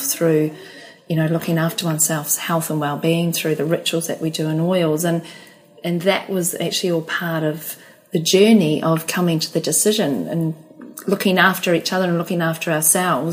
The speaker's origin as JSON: {"language": "English", "country": "New Zealand", "also_born_or_lived": "Australia", "said": "I'm a Kiwi"}